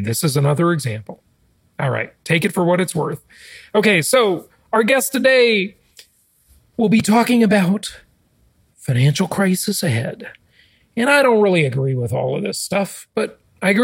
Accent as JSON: {"language": "English", "region": "California", "country": "United States", "tie": "born or raised there", "moved": "yes", "lives_now": "Florida, United States", "said": "I grew up in the Socialist Republic of California, and I got out and moved to Florida for no income taxes"}